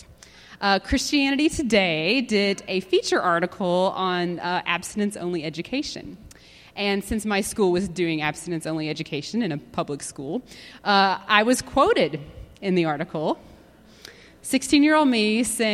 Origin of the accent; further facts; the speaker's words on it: Dayton, Tennessee, United States; Bible Belt was coined in my hometown of Dayton, Tennessee